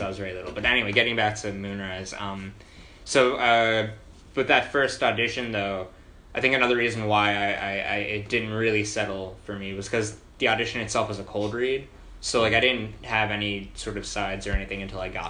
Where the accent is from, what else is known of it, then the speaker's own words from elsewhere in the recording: New Jersey, United States; I'm from New Jersey